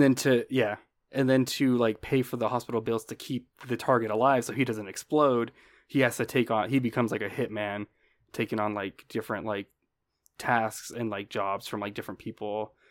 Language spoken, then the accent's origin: English; United States; being American